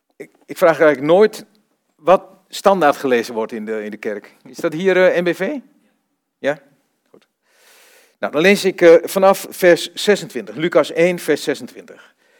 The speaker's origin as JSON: {"language": "Dutch", "town": "Vroomshoop", "region": "Overijssel", "country": "Netherlands", "tie": "born or raised there", "also_born_or_lived": "Almelo / Rotterdam / Zevenaar / Duiven", "moved": "yes", "said": "Ik kom uit Vroomshoop"}